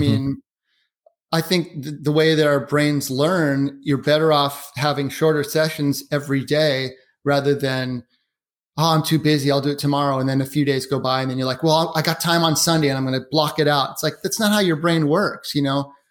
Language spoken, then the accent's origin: English; Portland, Oregon, United States; now in Seattle, United States; I grew up in Portland, lived now in, in Washington State in Seattle